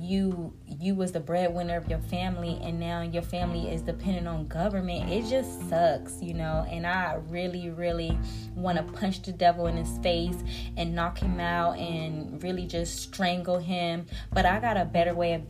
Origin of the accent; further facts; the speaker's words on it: United States; I'm an American